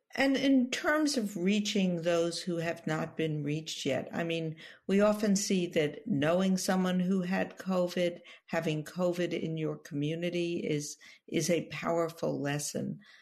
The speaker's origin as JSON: {"language": "English", "town": "New York City", "region": "New York", "country": "United States", "tie": "born or raised there", "said": "former health commissioner of the city of New York, my hometown"}